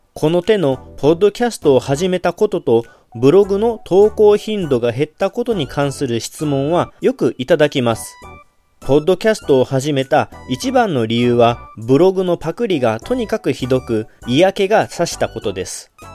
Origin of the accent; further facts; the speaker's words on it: Kagawa, Japan; accent: Kagawa dialect; 香川の方言の言葉も結構独特なものもあって